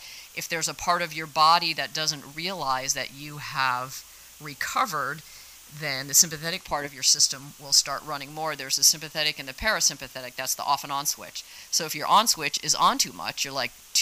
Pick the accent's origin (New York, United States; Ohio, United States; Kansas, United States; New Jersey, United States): New Jersey, United States; Jersey Shore; moved away as an adult; also born or lived in Squaw Valley, California; now in California, United States; I grew up in New Jersey, down by the Jersey Shore. I moved to California in 1992